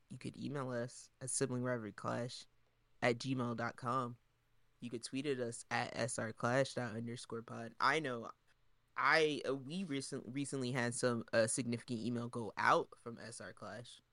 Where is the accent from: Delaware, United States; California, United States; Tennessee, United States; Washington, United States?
Delaware, United States; we're from Delaware